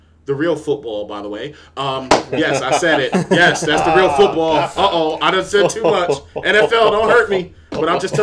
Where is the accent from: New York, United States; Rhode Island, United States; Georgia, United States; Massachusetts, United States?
New York, United States; I grew up in New York